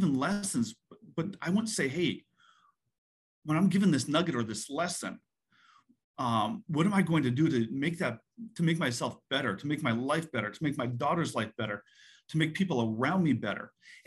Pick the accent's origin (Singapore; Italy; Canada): Canada; moved away as an adult; now in United States; I was born and raised in Canada, moved to the US for college.